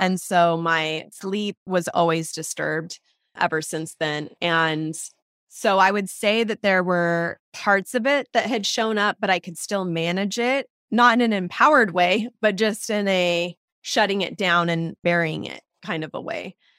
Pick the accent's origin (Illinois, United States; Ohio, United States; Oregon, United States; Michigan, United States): Oregon, United States; Portland; also born or lived in Southern California; I was born in Southern California, actually. I grew up, though, in Portland, Oregon